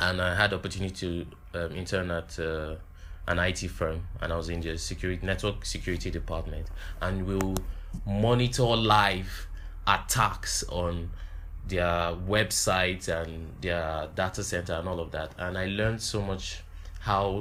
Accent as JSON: {"language": "English", "town": "Jos", "region": "Plateau", "country": "Nigeria", "tie": "born or raised there", "said": "I grew up in Jos, you know, the only thing that ever happened to me was just the crisis"}